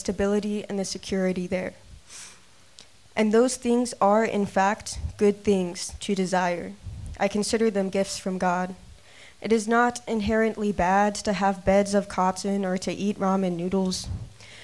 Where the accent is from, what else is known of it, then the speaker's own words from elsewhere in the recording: Adel, Iowa, United States; moved away as an adult; my hometown in Adel, Iowa. I lived there for 18 years of my life